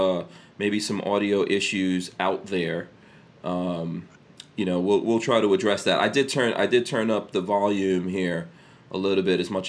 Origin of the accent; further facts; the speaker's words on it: New York City, New York, United States; I learned that growing up in New York City